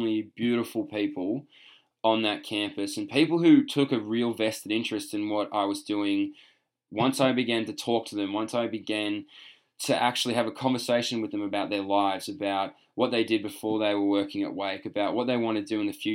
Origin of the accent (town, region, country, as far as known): Australia; moved away